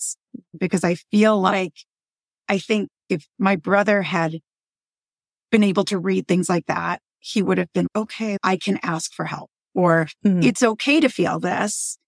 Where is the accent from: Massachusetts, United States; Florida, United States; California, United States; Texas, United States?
Massachusetts, United States; Boston; We're from Boston